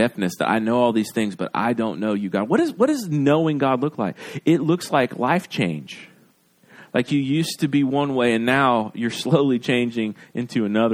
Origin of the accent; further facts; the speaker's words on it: Gulf Coast, United States; I'm from the Gulf Coast.